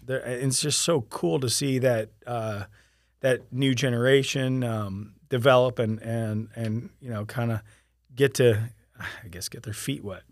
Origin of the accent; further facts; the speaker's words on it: Sarasota, Florida, United States; moved away as an adult; now in Winter Haven, United States; I came from Sarasota, Florida, um, and, uh, right after graduating high school in nineteen ninety-three, I, I moved here